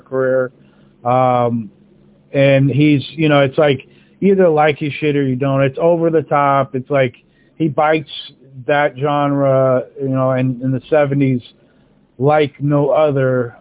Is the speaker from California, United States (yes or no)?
yes; California, United States; I grew up in California